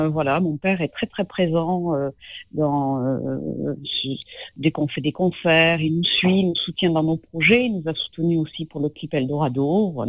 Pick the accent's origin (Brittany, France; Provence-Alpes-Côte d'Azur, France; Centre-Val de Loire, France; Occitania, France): Occitania, France; Castres; also born or lived in Lot; non, je ne suis pas née, je suis née dans le Lot. Mais je, euh, voilà, je, ne sais qui naître. Après, je suis, j'ai grandi euh, du côté de Castres.